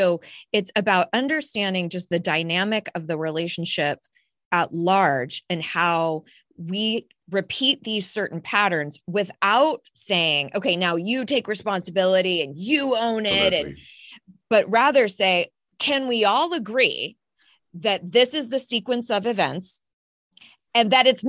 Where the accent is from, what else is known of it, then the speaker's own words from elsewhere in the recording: Ireland; I'm Irish as well